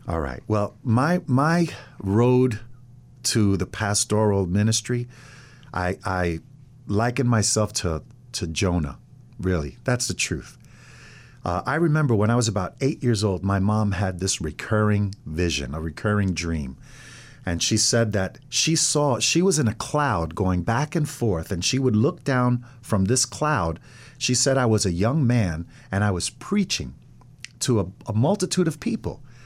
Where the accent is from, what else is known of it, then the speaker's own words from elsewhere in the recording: Ossining, New York, United States; moved away as an adult; now in Middletown, United States; was pretty much raised in Ossining. I went through the whole school system